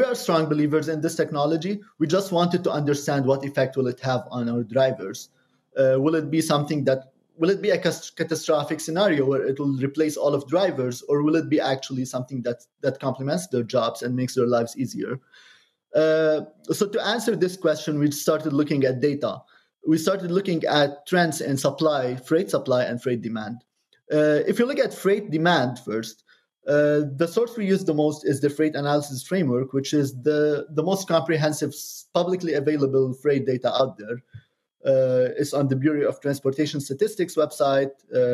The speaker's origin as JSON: {"language": "English", "country": "Lebanon", "also_born_or_lived": "Cambridge, Massachusetts", "moved": "yes", "said": "I'm originally from Lebanon, but Cambridge is the second home to me."}